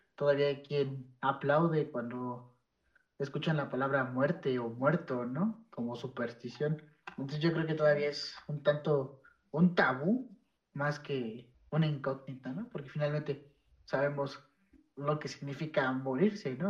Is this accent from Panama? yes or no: no; Mexico; desde nuestras raíces prehispánicas